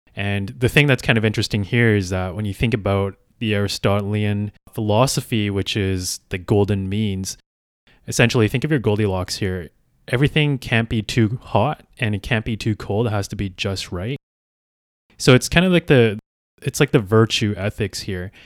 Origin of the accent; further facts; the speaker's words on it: Calgary, Alberta, Canada; I am originally from Calgary, Alberta.